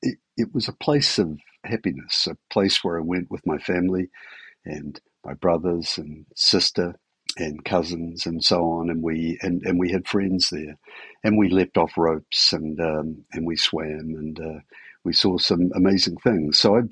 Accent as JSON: {"language": "English", "town": "Gore", "region": "Southland", "country": "New Zealand", "tie": "born or raised there", "said": "As you say, I was born in Gore, which is has the Mataura River running right through it. I was born really just a stone's throw, literally a stone's throw from the river."}